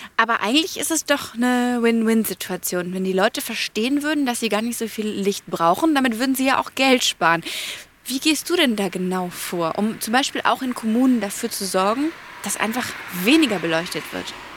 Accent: Bavaria, Germany; bei uns in Bayern

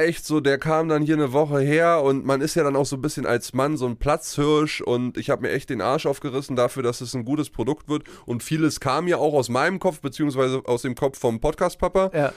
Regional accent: Uckermark, Brandenburg, Germany; also born or lived in Ruhr area; now in Berlin, Germany; in Berlin zu leben, weil das ist meine Heimat, äh, die Uckermark ist nicht weit weg, da wo ich herkomme.

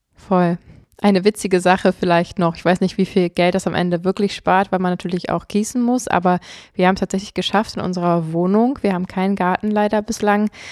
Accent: Potsdam, Brandenburg, Germany; bei uns in Potsdam

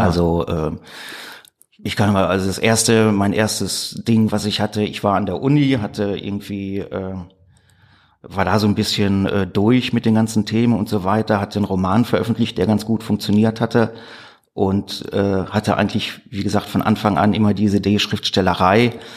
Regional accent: Gladbeck, North Rhine-Westphalia, Germany; also born or lived in Gelsenkirchen; Ich äh, komme aus Gladbeck in Westfalen. Da bin ich 1977 geboren worden.

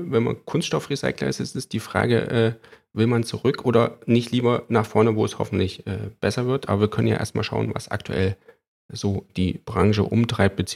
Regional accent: East Germany, Germany; Nee, ich komme aus dem Osten, wir hatten nichts.

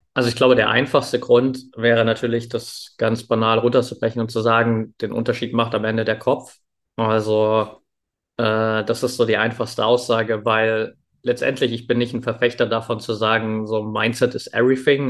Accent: near Dresden, Saxony, Germany; Ich bin in der Nähe von Dresden aufgewachsen

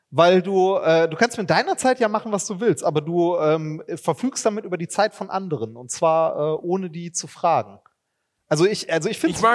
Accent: Germany; wir sind Deutsche

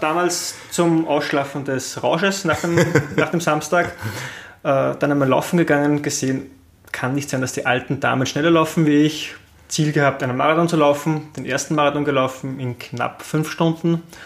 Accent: Linz, Upper Austria, Austria; wir haben in Österreich

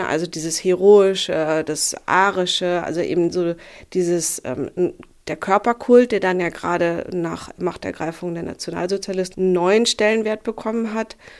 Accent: Berlin, Germany; ich komme ja aus Zehlendorf. Ich kenne die Ecke ganz gut, wobei der Bezirk ja sehr groß ist und ich auch schon lange nicht mehr hier wohne

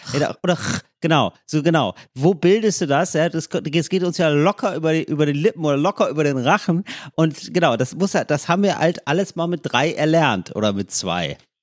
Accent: Germany; accent: German; mit meinem deutschen Akzent

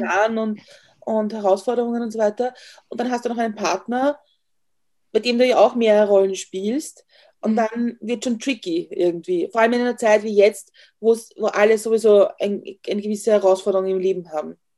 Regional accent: northern outskirts of Vienna, Lower Austria, Austria; wir sind am nördlichen Stadtrand von Wien aufgewachsen, also Niederösterreich

